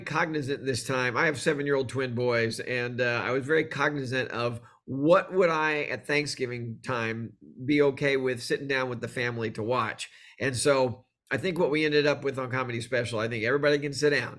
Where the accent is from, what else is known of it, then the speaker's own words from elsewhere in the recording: Texas, United States; I grew up in Texas